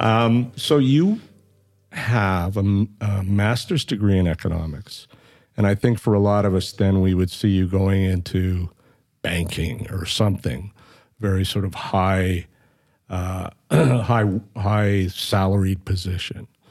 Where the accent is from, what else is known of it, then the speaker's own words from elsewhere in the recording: Flin Flon, Manitoba, Canada; now in Edmonton, Canada; I was born in Flin Flon, Manitoba, which is, uh, way north of Winnipeg and on the border of Saskatchewan, and it's a mining